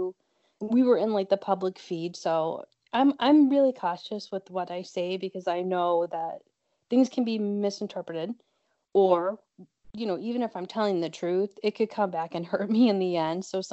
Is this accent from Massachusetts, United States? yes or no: yes; Boston, Massachusetts, United States; I'm from Boston, Mass., and I am an actor